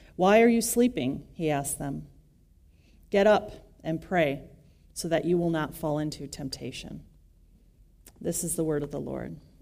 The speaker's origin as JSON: {"language": "English", "region": "West Michigan", "country": "United States", "tie": "born or raised there", "said": "I grew up in West Michigan"}